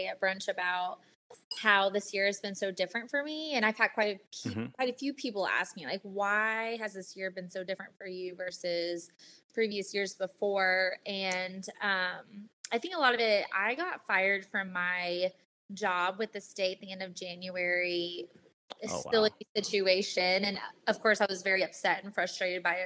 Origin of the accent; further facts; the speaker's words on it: Oklahoma City, Oklahoma, United States; born and raised in Oklahoma City